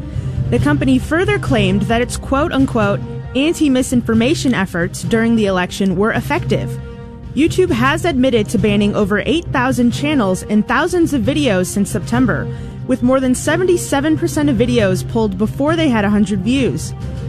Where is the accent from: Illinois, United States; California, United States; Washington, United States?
Illinois, United States; Chicago; now in Houston, United States; I'm originally from Chicago, but I think being in Houston has weakened me.